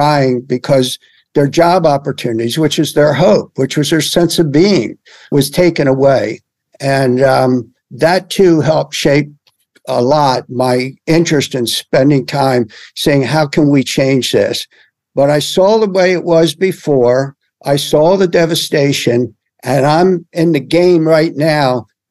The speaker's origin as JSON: {"language": "English", "town": "Dundalk", "region": "Maryland", "country": "United States", "tie": "born or raised there", "said": "I grew up in Dundalk"}